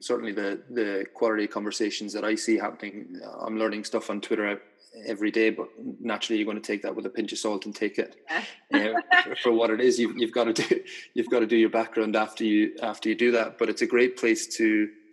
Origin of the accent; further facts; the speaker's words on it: Ireland; moved away; I grew up in Ireland in a fairly conservative Catholic society